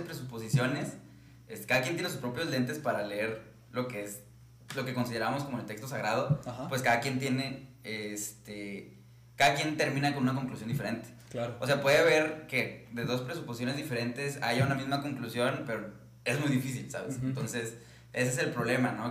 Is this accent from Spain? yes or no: no; Mexico; yo tengo como mexicano del siglo